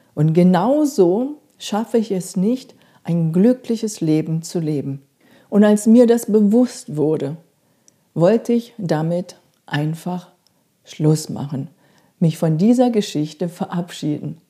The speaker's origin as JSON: {"language": "German", "country": "South Korea", "tie": "born or raised there", "moved": "yes", "said": "Ich bin in Korea aufgewachsen"}